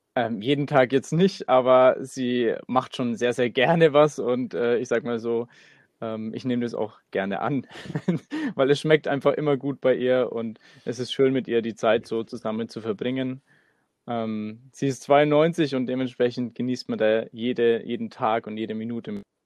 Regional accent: Nuremberg, Bavaria, Germany; wir kommen aus Nürnberg

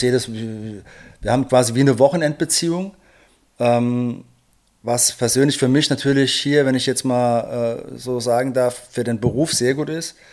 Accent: Rhineland-Palatinate, Germany; bei uns in der Pfalz

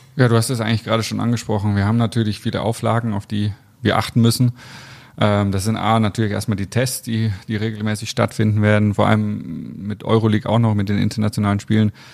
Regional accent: Bamberg, Bavaria, Germany; now in Leverkusen, Germany; Also ich bin in Bamberg äh, groß geworden, meine Familie lebt da.

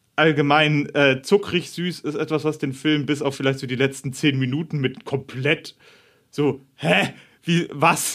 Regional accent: Bavaria, Germany; moved away; Ich bin ja in Bayern aufgewachsen.

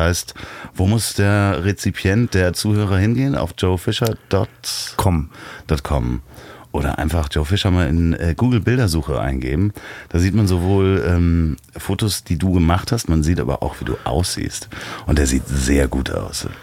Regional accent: Berlin, Germany; ich versuche das jetzt mal als Berliner

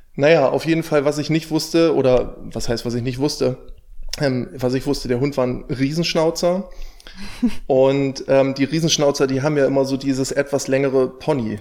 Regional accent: near Stade, Lower Saxony, Germany; ich komme aus der Nähe von Stade

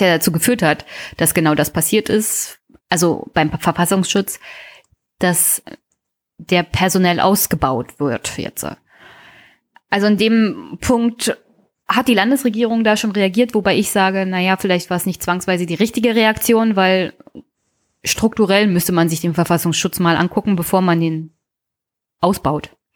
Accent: Teltow-Fläming, Brandenburg, Germany; ich komme aus Teltow-Fleming

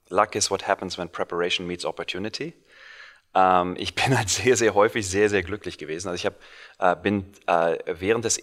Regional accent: Cologne, North Rhine-Westphalia, Germany; moved away as an adult; now in Silicon Valley, United States; gebürtiger Kölner

